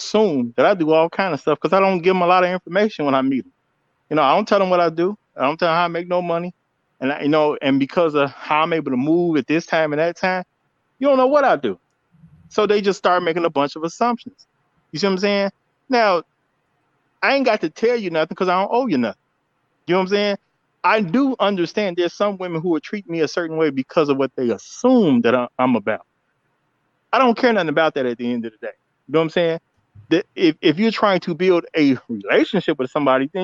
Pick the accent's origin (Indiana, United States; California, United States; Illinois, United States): Illinois, United States; Chicago; I'm from Chicago